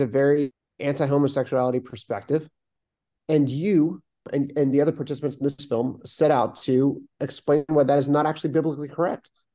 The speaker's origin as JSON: {"language": "English", "town": "Swarthmore", "region": "Pennsylvania", "country": "United States", "tie": "born or raised there", "said": "I grew up in Swarthmore, Pennsylvania"}